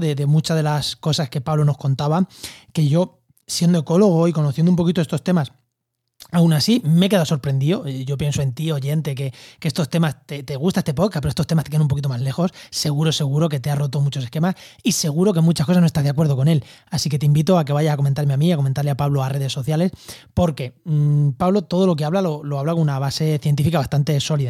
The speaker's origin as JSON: {"language": "Spanish", "area": "a village in Albacete", "region": "Castilla-La Mancha", "country": "Spain", "tie": "born or raised there", "said": "Yo en mi pueblo, en Albacete, en, cerca de Ciudad"}